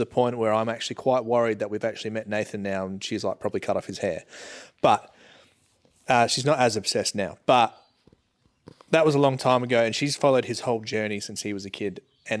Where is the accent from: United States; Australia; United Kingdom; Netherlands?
Australia; Geelong, Victoria; I was from Geelong. Like, I was born in Geelong. Do you barrack for the Cats? I barrack for the Cats.